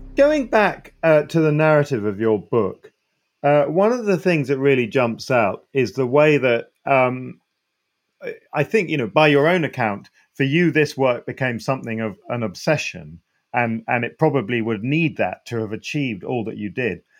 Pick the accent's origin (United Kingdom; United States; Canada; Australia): United Kingdom; you're in my home country